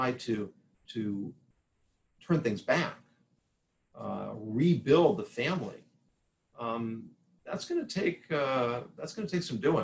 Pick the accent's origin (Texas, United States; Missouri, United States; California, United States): California, United States; Southern; I grew up in Southern California